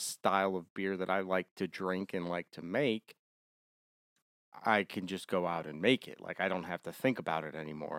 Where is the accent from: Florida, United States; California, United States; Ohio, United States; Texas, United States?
Ohio, United States; also born or lived in Germany; now in Savannah, United States; I'm from Ohio, so we're both northern kids.